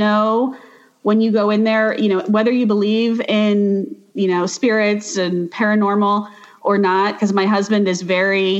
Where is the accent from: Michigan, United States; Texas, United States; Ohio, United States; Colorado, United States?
Ohio, United States; New Franklin; I am from New Franklin, the Manchester area